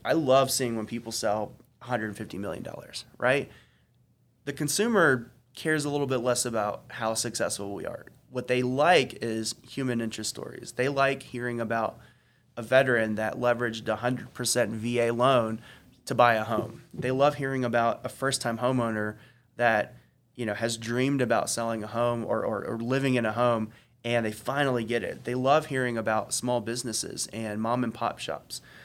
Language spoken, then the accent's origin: English; Gwinnett County, Georgia, United States; I didn't grow up in the city. I grew up in Gwinnett.